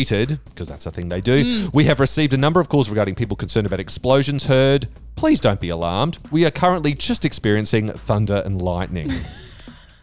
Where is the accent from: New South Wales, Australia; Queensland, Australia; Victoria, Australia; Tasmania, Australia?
Queensland, Australia; moved away; I grew up in Queensland